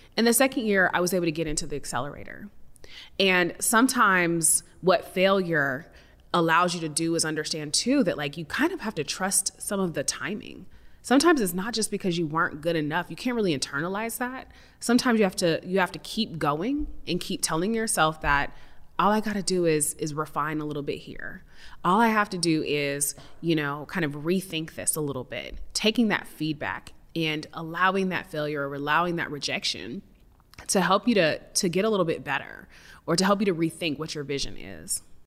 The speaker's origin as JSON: {"language": "English", "area": "the Northwest", "region": "Pacific Northwest", "country": "United States", "tie": "born or raised there", "said": "I come from some Midwesterners, and I was raised in the Northwest"}